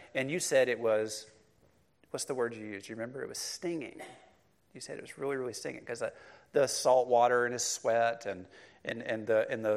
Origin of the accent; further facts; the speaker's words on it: Cleveland, Mississippi, United States; I grew up in Cleveland, Mississippi, it's a rural community, the flat Mississippi Delta